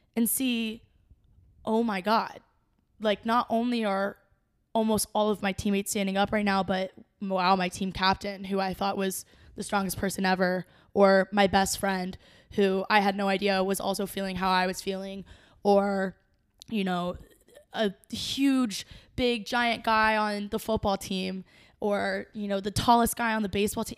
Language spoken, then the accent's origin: English; Cincinnati, Ohio, United States; I'm from Cincinnati. I grew up skating at Gogh, and I learned to skate here.